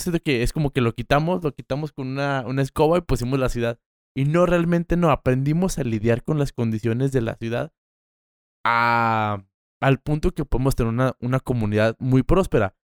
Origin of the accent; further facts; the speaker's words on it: Mexico; soy de aquí. Qué padre decir, yo soy de esta tierra